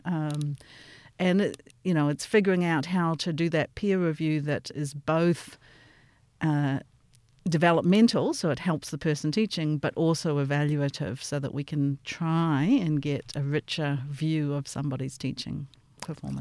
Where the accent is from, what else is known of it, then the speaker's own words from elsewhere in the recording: Auckland, New Zealand; moved away as an adult; also born or lived in Stanford, United States / Michigan, United States / St. Louis, United States; now in Melbourne, Australia; I grew up in Auckland and then I went to the U S to do my P H D at Stamford